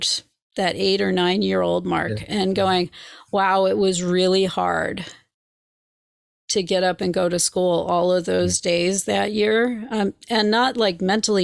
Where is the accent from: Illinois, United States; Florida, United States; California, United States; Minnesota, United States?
Minnesota, United States; Minneapolis; moved away; also born or lived in Indianapolis; I was raised in Minneapolis, Minnesota